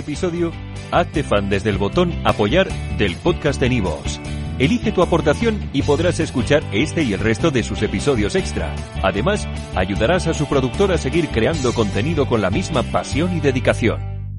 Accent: Valladolid, Castile and León, Spain; Empecé toda mi carrera en el Lourdes, yo soy un, niño de Lourdes de toda la vida, del colegio de los hermanos de la Salle, del Paseo de Zorrilla

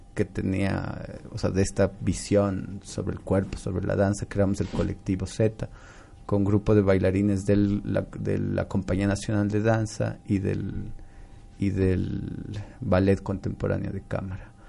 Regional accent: Cuenca, Azuay, Ecuador; yo soy cuencano de nacimiento, entonces una vez, desde que era muy niñito

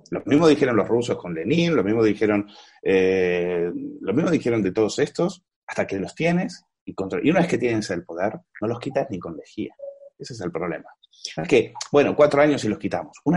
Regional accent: Argentina; yo como argentino me siento muy, muy identificado tanto con Eduardo como con Orlando, porque de alguna manera eh, hemos vivido historias paralelas

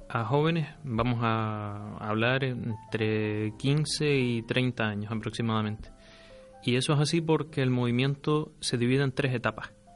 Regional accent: Firgas, Canary Islands, Spain; also born or lived in Las Palmas; Digamos que soy natural de Las Palmas, criado en Firgas, así que me siento de Firgas

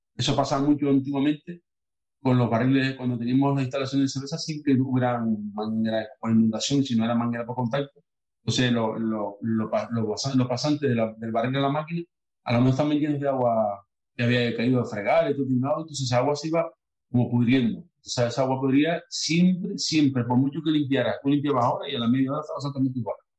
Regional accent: Los Cristianos, Canary Islands, Spain; mi pueblo, los cristianos

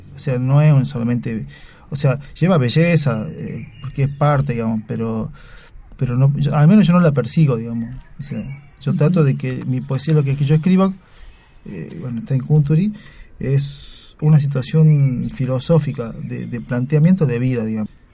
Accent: Salta, Argentina; yo soy de oriundo de Salta

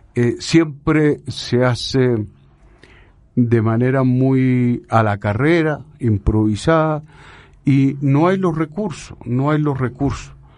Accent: Chile; moved away as an adult; now in Colombia; yo me vine ya de Chile hace unos 30 años

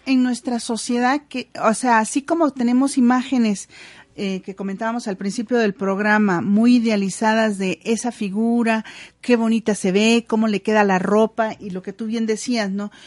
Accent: Mexico; Somos un pueblo mexicano que usamos la culpa para poder eh, cuidar y obtener y, educar a nuestros hijos.

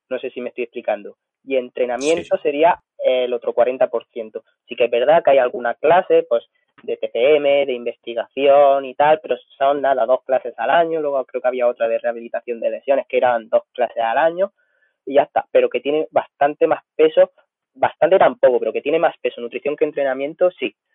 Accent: Villena, Valencian Community, Spain; también soy nutricionista del equipo de fútbol del Villena Club de Fútbol, que es el equipo de mi pueblo.

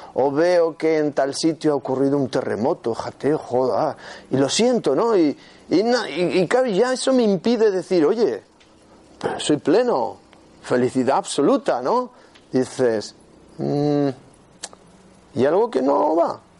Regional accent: Huesca, Aragon, Spain; soy de Huesca

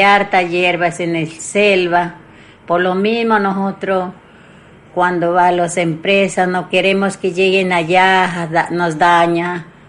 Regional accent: Putumayo, Colombia; yo soy abuela de Putumayo

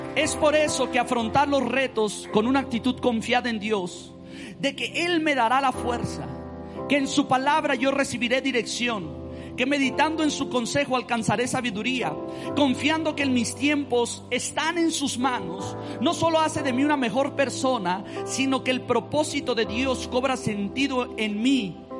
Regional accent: Mexico; cómo somos los mexicanos

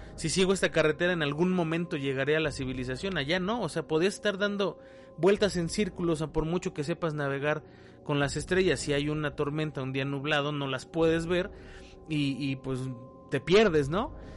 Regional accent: Mexico; la gente que somos de México

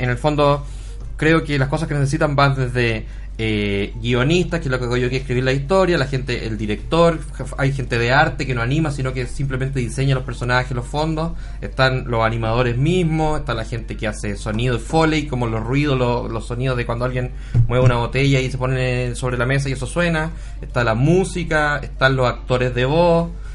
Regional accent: Iquique, Tarapacá, Chile; moved away as an adult; now in Santiago, Chile; yo soy de Iquique originalmente, pero me tuve que ir a Santiago para trabajar en esto

